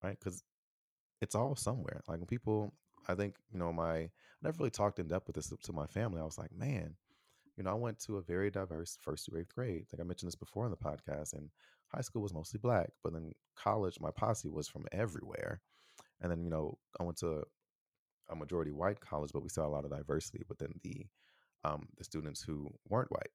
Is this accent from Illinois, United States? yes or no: yes; Chicago, Illinois, United States; I am an American from Chicago